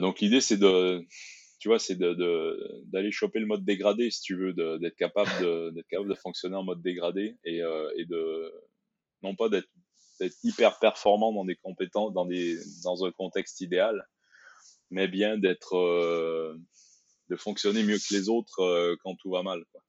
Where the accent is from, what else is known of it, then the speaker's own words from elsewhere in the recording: Quebec, Canada; moved away as an adult; also born or lived in Brussels, Belgium; now in France; J'ai fait mes études euh, au Québec